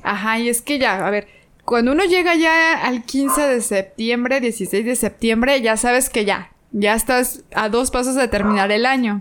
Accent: Mexico; como buena mexicana

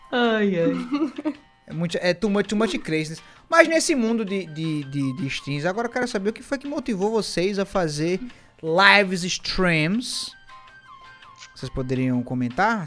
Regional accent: Northeast Region, Brazil; eu sou nordestino

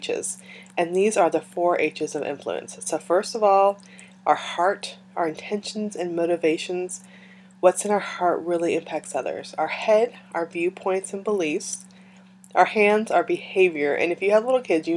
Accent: California, United States; moved away; I grew up in California, I was born there

